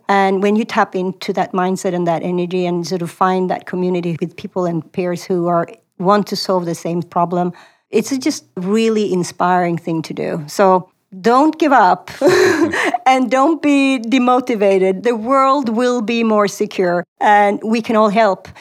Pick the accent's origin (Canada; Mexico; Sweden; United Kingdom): Sweden; moved away as an adult; also born or lived in Stockholm; now in Silicon Valley, United States; I grew up in Sweden